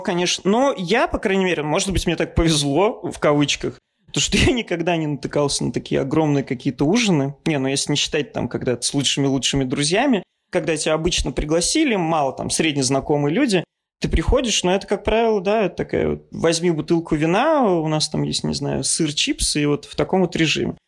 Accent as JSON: {"language": "Russian", "country": "Russia", "moved": "yes", "lives_now": "Portugal", "said": "мы там из России"}